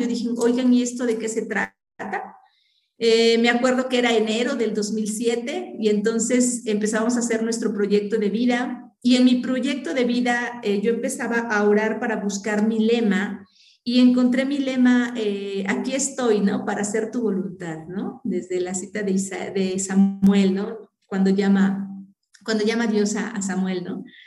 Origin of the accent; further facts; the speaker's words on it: Maltrata, Veracruz, Mexico; moved away as an adult; also born or lived in Puebla; now in Huejotzingo, Mexico; en ese tiempo yo vivía en Maltrata, Veracruz, de allá era mi papá, entonces pues ahí vivíamos